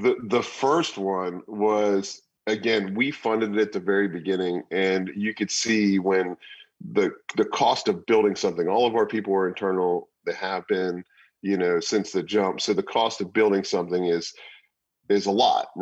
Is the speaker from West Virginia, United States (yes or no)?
yes; Morgantown, West Virginia, United States; also born or lived in Fairfax / New York City; I've been here since I was two. So I've been in Morgantown.